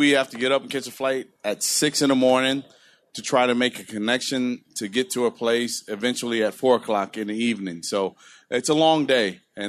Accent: Compton, California, United States; I grew up in Compton.

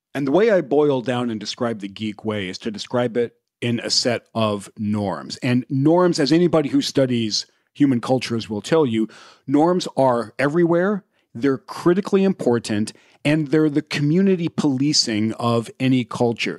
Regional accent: Indiana, United States; I grew up in the middle of the country in Indiana

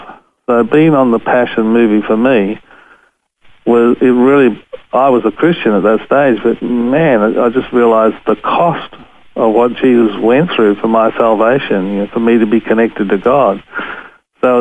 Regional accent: Australia; I'm from Australia, I'm a photographer

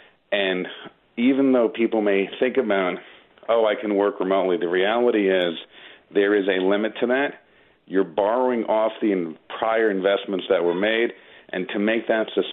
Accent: Long Island, New York, United States; moved away as an adult; also born or lived in Manhattan, New York; now in Westchester, United States; I grew up in Long Island, lived in Manhattan for a while, now I live in Westchester

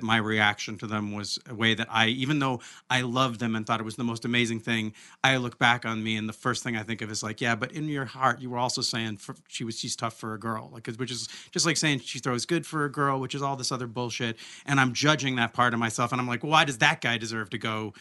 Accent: Olympia, Washington, United States; I come from Olympia, so I've lived in these contradictions my whole life

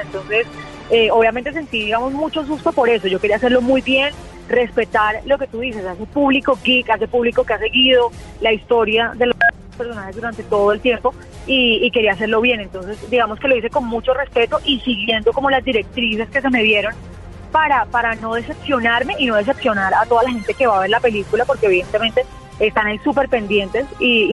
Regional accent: Colombia; soy la única colombiana

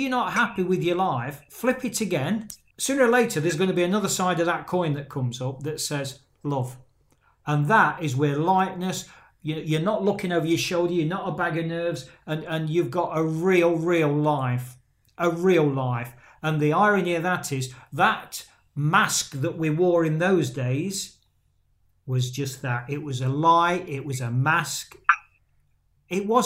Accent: England, United Kingdom; moved away; my hometown in England, Caroline, with guys particularly who I've grown up with since I was a kid

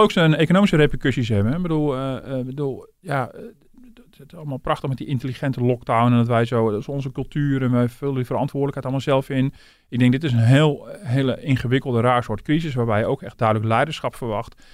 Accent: Netherlands; we als Nederlanders

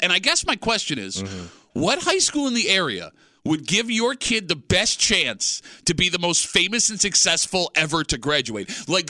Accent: Rochester, New York, United States; we're from Rochester.

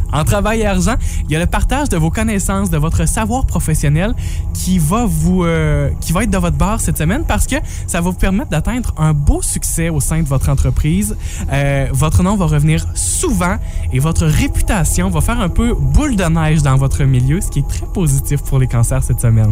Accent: Amqui, Quebec, Canada; chez nous à Amqui

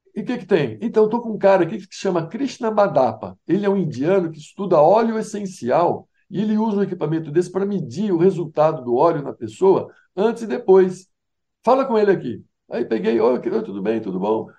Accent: Araras, São Paulo, Brazil; eu sou de Araras, né, uma cidade do interior de São Paulo

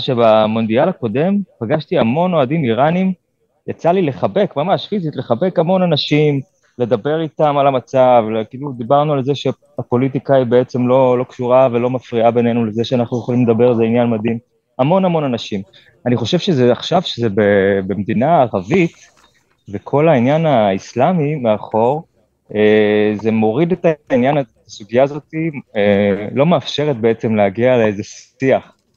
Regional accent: Israel

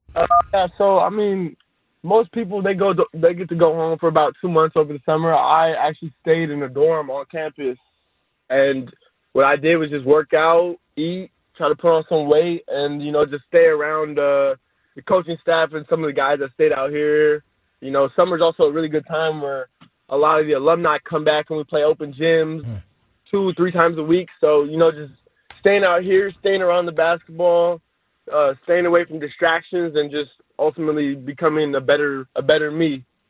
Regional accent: California, United States; I was born in California. I was raised in California, and I've only lived in California. So I think I could easily call myself a Cali kid

